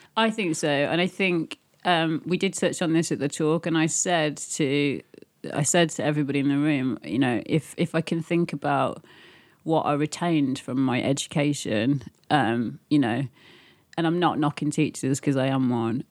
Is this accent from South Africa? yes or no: no; Birmingham, West Midlands, United Kingdom; moved away; also born or lived in Leeds / London; I grew up in Birmingham, unfortunately, and then I moved to Yorkshire, and then I moved to London